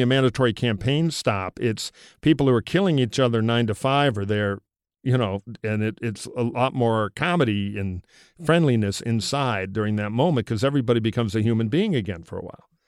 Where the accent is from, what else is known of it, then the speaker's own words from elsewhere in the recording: Michigan, United States; in my home state of Michigan